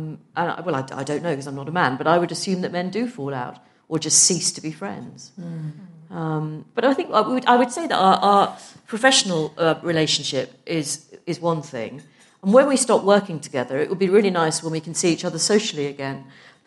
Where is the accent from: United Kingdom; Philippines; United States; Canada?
United Kingdom; Liverpool, North West England; I'm from Liverpool. It's not obvious, but I am from Liverpool